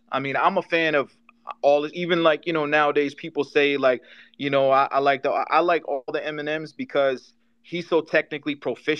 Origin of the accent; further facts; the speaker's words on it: Detroit, Michigan, United States; growing up in Detroit